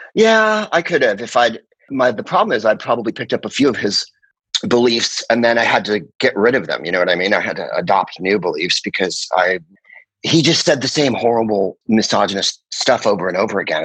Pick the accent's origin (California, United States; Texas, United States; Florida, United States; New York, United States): California, United States; San Carlos; also born or lived in Phoenix, Arizona; I'm from San Francisco, and uh, you know that has a definite influence on you when you're from the Bay Area